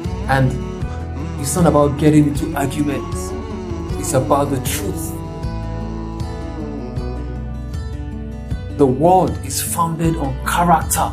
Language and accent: English; Nigeria; I'm from Nigeria